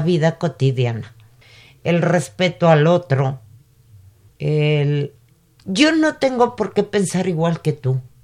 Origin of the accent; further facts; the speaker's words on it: Mexico; cómo somos los mexicanos